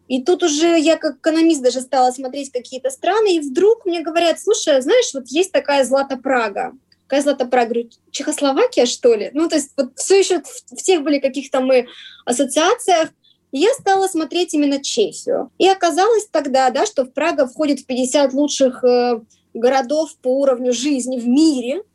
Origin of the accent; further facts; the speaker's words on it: Vladivostok, Primorsky Krai, Russia; moved away as an adult; now in Prague, Czech Republic; Мы сами из Владивостока, по крайней мере, я